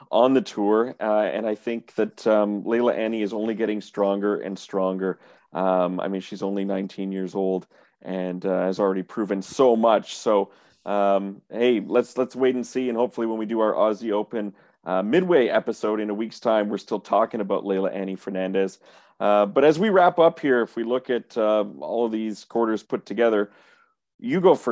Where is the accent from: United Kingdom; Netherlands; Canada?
Canada; being a Canadian tennis journalist